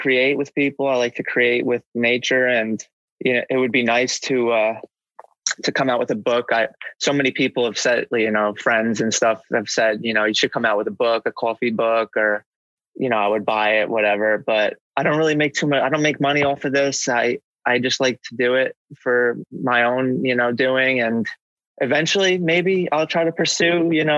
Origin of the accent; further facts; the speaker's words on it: New Jersey, United States; I live basically right outside of New York for my whole life